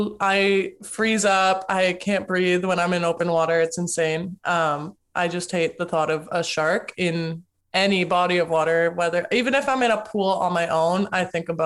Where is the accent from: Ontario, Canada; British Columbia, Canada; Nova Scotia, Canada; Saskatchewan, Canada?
Ontario, Canada; Toronto; I'm also a Toronto girl.